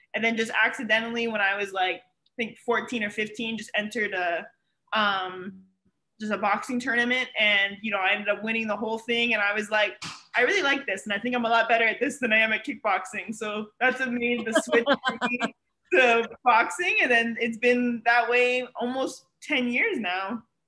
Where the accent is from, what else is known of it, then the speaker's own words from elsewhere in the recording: Ontario, Canada; moved away as an adult; now in Miami, United States; I'm obviously Canadian. I'm from Ontario. I moved here to go to school